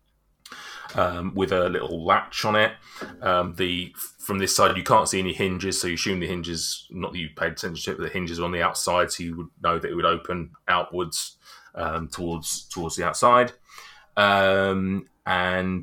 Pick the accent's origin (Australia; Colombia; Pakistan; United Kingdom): United Kingdom; England; as we English people would call it